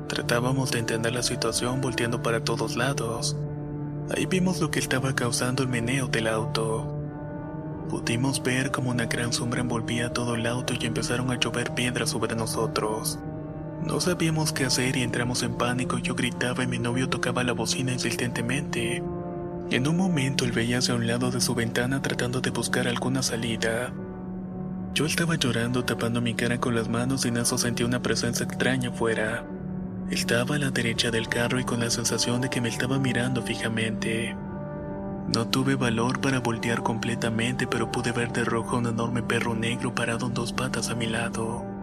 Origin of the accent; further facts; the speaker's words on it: Valles Centrales, Oaxaca, Mexico; Soy de Valle Centrales, Oaxaca